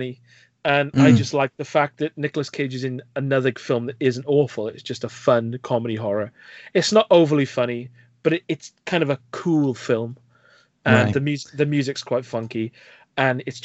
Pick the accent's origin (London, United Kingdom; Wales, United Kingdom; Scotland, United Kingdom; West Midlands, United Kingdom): Wales, United Kingdom; Welsh Valleys; I hope they can understand my accent, because I am from deep within the Welsh Valleys